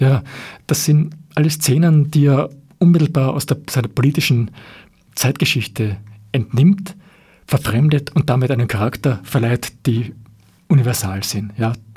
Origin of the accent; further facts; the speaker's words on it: Austria; wir als Österreicher